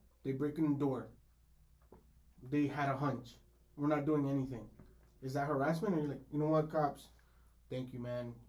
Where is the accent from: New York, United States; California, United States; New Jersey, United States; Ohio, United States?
California, United States; Los Angeles; I'm born and raised in South Central LA, bro.